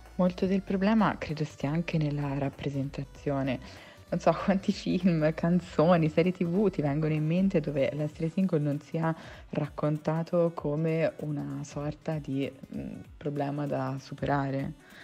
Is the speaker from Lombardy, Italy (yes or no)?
no; Tuscany, Italy; moved away as an adult; now in Milan, Italy; Siamo toscani.